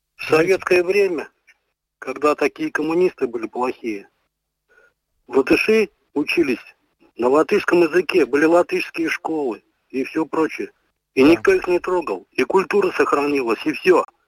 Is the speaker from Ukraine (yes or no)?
yes; Ukraine; now in Latvia; Я украинец